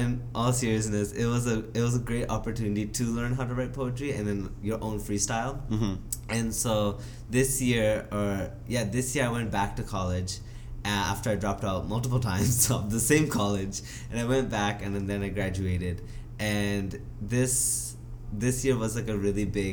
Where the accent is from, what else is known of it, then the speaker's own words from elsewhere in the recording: Vancouver, British Columbia, Canada; being born and raised in Vancouver